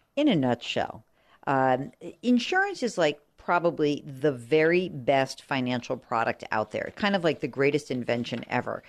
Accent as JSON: {"language": "English", "region": "outside of New York", "country": "United States", "tie": "born or raised there", "said": "I grew up outside of New York"}